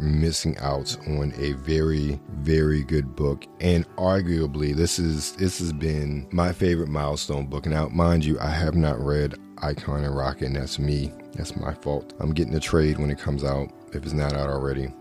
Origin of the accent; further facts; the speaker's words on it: Baltimore, Maryland, United States; Growing up in Baltimore, Fox 45 in Baltimore